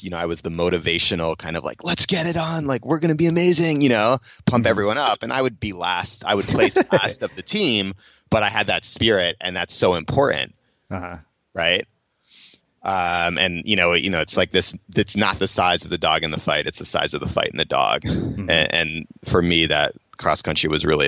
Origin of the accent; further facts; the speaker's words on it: Cambridge, Massachusetts, United States; I grew up in Cambridge, Massachusetts, in Boston